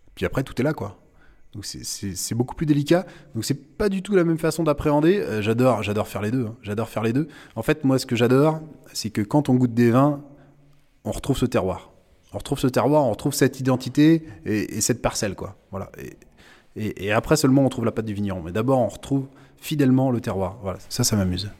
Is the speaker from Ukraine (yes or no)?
no; Sèvre et Maine, Pays de la Loire, France; now in Ancenis, France; je suis originaire du Sévramen, hein, plein quart du Muscadet